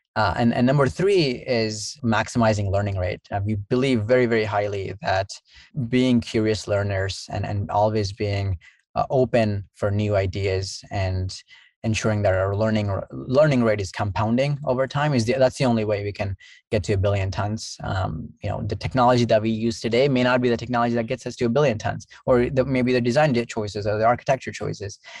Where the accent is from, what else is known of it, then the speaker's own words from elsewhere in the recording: Southeast India, India; now in United States; I grew up in Southeast India